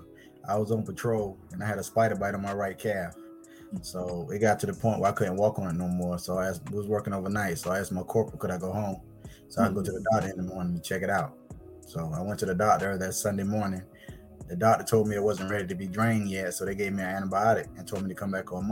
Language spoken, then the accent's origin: English; Blackfoot, South Carolina, United States; I'm from Blackfoot, South Carolina